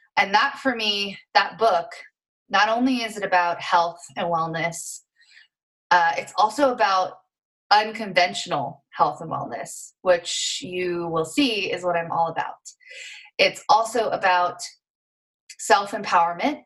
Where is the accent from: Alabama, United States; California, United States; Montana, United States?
Montana, United States; rural; Um, and so I grew up in Montana, rural Montana, which I'm so grateful for, and currently live uh, in rural Montana as well.